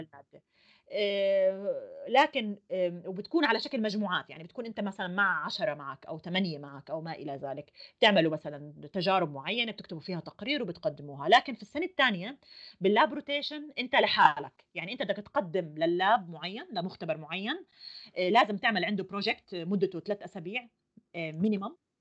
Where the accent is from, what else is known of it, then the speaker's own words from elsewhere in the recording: Jordan; moved away as an adult; now in Germany; انا جاي من الاردن